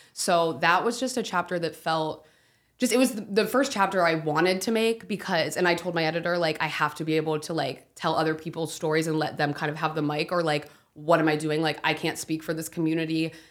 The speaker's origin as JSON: {"language": "English", "region": "Ohio", "country": "United States", "tie": "born or raised there", "said": "my hometown, Ohio"}